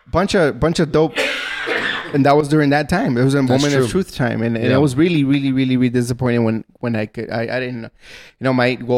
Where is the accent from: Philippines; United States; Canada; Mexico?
Mexico; Ciudad Juárez, Chihuahua; I'm from Juarez